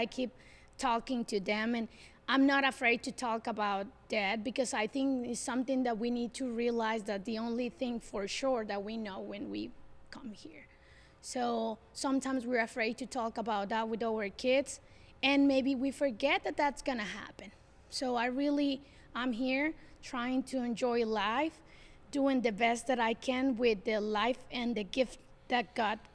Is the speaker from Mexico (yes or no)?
yes; Mexico; first language Spanish; English is a second language; moved away as an adult; now in Ashland, United States; I moved here in 2003, so I didn't born here. I'm from Mexico.